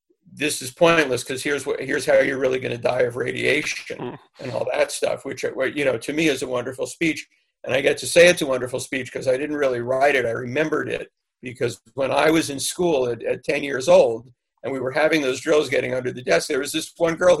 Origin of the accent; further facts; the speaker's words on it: New York, United States; I grew up in New York